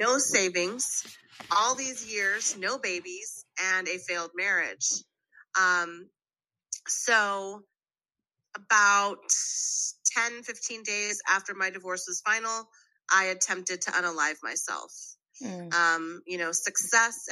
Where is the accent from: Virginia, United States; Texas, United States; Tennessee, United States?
Texas, United States; Waco; I'm Colombian American. At the age of, at 10, my mom died from undifferentiated lymphomic cancer, and my father kept my brothers and gave me away to a group orphanage in Waco, Texas, where I became a ward of the state of Texas